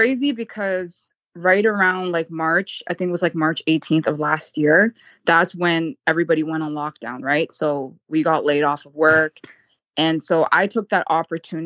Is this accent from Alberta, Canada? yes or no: no; Vancouver, British Columbia, Canada; I'm from Canada